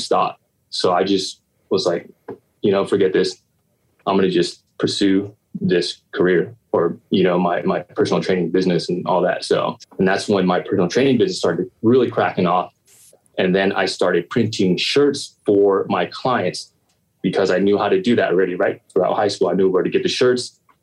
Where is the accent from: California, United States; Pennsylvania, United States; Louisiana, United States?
California, United States; Long Beach; I was born and raised, uh, yeah, born and raised in Long Beach um, on the east side